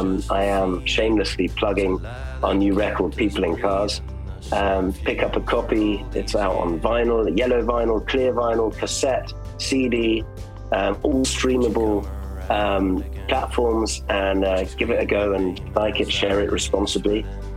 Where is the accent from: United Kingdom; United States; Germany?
Germany; And I grew up in Germany, so they would play these old German folk songs and I would just run around and clap my hands.